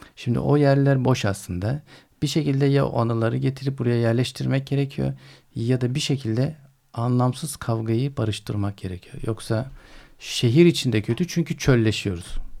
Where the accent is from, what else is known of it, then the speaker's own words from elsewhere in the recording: Istanbul, Turkey; Kurtuluş'ta güzel bir çocukluğumuz vardı